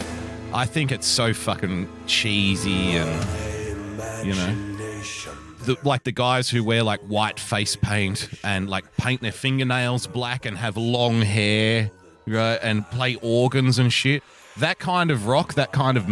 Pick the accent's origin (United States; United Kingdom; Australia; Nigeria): Australia; as an Australian